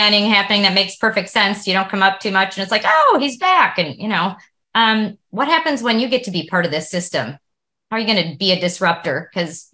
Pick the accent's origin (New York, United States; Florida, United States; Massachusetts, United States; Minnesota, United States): Massachusetts, United States; Boston; now in Portland, United States; I'm in the Portland, Oregon area. I was born in Boston.